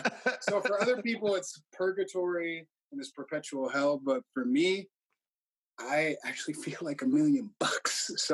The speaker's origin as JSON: {"language": "English", "town": "Chicago", "region": "Illinois", "country": "United States", "tie": "born or raised there", "said": "I'm the second oldest of my family. And I enjoyed growing up mostly in the suburbs of Chicago."}